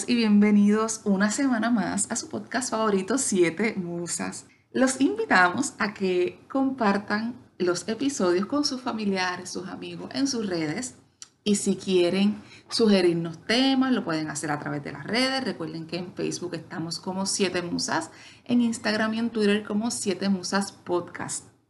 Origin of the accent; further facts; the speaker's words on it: Puerto Rico; lo que nos caracteriza a nosotros como puertorriqueños